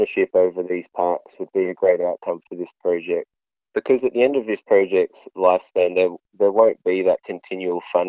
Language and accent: English; Castlemaine, Victoria, Australia; moved away as an adult; now in Bendigo, Australia; I grew up in Castlemaine originally. I moved to Bendigo for university about 6 years ago.